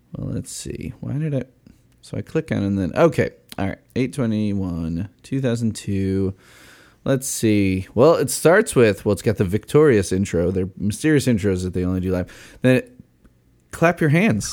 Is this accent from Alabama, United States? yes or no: no; Chicago, Illinois, United States; I'm from Chicago